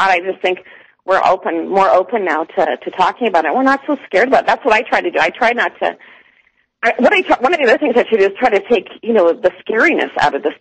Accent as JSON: {"language": "English", "town": "Toronto", "region": "Ontario", "country": "Canada", "moved": "yes", "lives_now": "Calgary, Canada", "said": "I am from Toronto"}